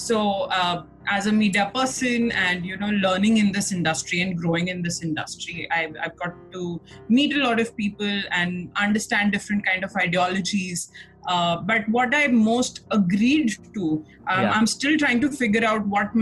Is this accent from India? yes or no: yes; Nagpur, Maharashtra, India; moved away as an adult; also born or lived in Delhi; now in Mumbai, India; I'm from Nagpur, and I've been living in Bombay